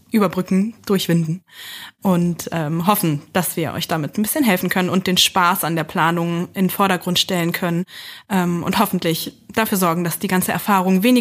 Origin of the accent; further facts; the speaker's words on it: Lower Saxony, Germany; now in Berlin, Germany; Ich äh, bin nicht gebürtige Berlinerin, wohne und arbeite jetzt aber dort und überall und ähm, bin eigentlich aus Niedersachsen und habe dann übergesiedelt sozusagen in den Osten